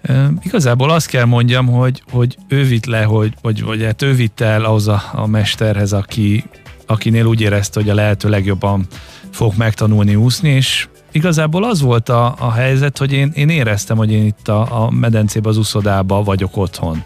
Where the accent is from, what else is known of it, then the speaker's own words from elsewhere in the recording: Halásztelek, Pest, Hungary; Én halásztáken nőttem fel, a mai napig ott lakunk